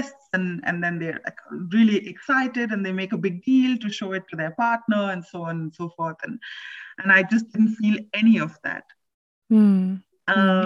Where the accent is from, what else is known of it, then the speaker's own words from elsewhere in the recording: India; now in Berlin, Germany; I am from India.